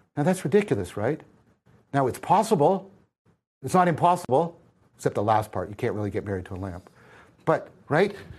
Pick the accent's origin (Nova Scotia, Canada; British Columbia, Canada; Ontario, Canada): Ontario, Canada; Hamilton; I'm from Hamilton